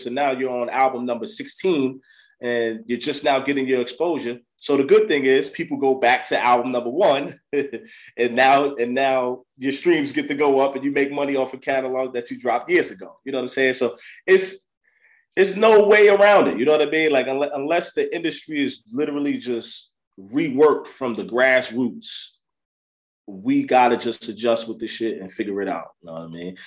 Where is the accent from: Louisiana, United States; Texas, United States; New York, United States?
New York, United States; Yonkers; I'm originally from Yonkers, New York